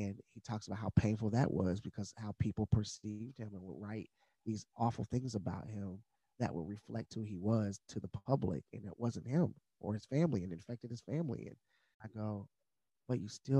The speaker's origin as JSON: {"language": "English", "town": "Madisonville", "country": "United States", "tie": "born or raised there", "said": "I didn't come from the West Hills of West Virginia, but I grew up in Madisonville."}